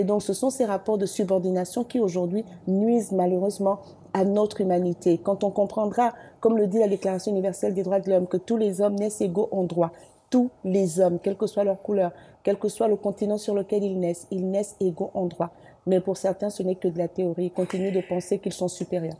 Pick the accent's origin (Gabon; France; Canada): Gabon; Libreville, Estuaire; also born or lived in Douala, Cameroon; on arrive au Gabon quand j'ai un an et demi. Et après, j'ai fait toute ma vie au Gabon.